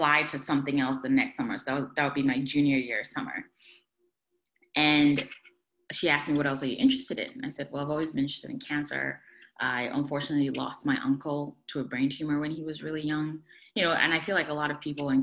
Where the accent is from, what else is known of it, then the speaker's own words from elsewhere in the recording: Ghana; moved away; also born or lived in Poughkeepsie, New York / Buffalo, New York; I am originally from Ghana, West Africa